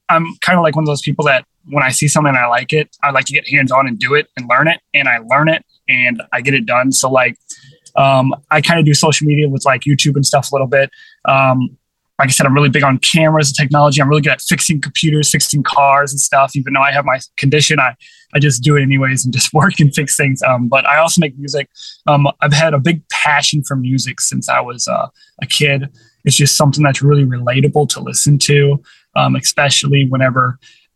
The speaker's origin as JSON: {"language": "English", "town": "St. Louis", "region": "Missouri", "country": "United States", "tie": "born or raised there", "said": "I was born in St. Louis, Missouri"}